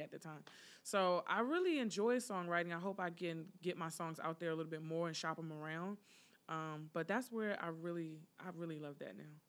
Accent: Prince George's County, Maryland, United States; moved away as an adult; now in Philadelphia, United States; I'm originally from Prince George's County, Maryland, the gorgeous Prince George's.

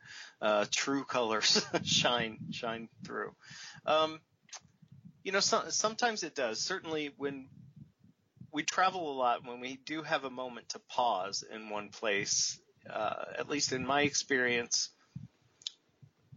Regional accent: United States

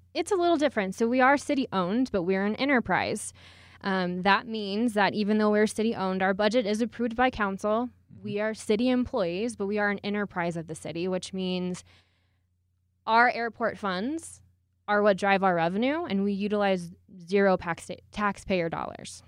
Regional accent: Houston, Texas, United States; moved away as an adult; now in Colorado Springs, United States; I'm originally from Houston, Texas

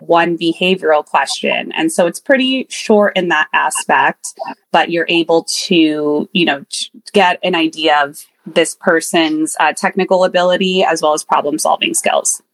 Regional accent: the Peninsula, Bay Area, California, United States; I grew up in the peninsula in the Bay Area, born and raised

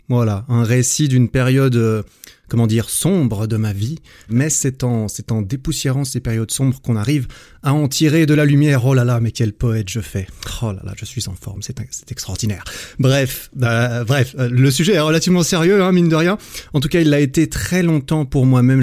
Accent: Switzerland; also born or lived in Sydney; dans la région euh, suisse, là où j'ai grandi

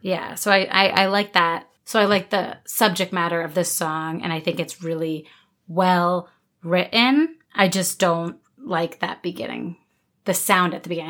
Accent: New Jersey, United States; I grew up in New Jersey, not Pennsylvania

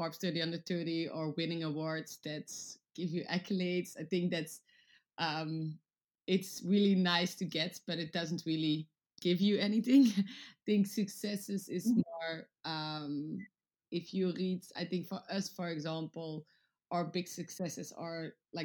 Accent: Antwerp, Flanders, Belgium; moved away as an adult; also born or lived in Netherlands; now in London, United Kingdom; I was born in the Netherlands, but grew up most of my life in Antwerp in Belgium.

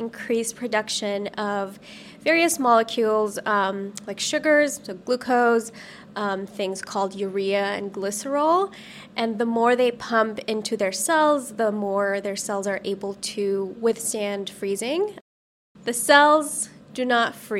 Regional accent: Saudi Arabia; moved away as an adult; also born or lived in Los Angeles, United States; now in United States; I grew up in Saudi Arabia, and after I finished high school there

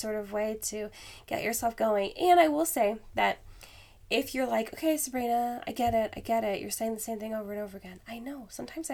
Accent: Alaska, United States; moved away; I am from Alaska originally.

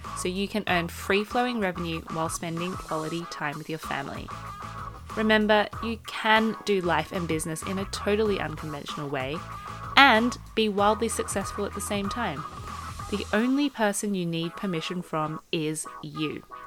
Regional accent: Australia; I grew up with two parents who speak Cantonese, but I grew up in Australia.

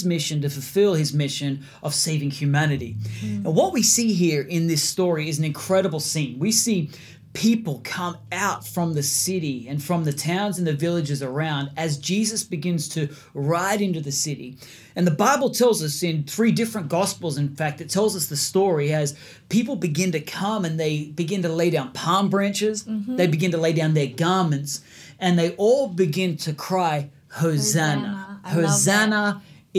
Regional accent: Australia; we're from Australia

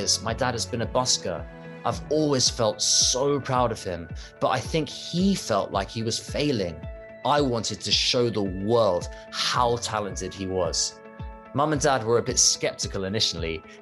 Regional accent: United Kingdom; When I was growing up, we often saw Chinese members of the family in the UK

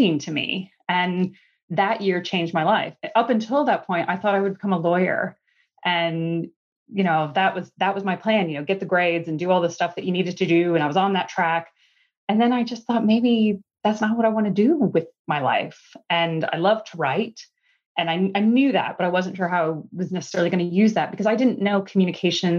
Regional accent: Indiana, United States; accent: Midwestern; moved away as an adult; now in London, United Kingdom; I'm actually from the US originally. And I think I've held on to my Midwestern accent

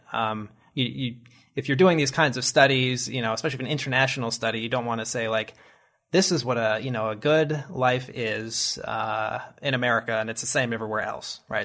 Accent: United States; as an American

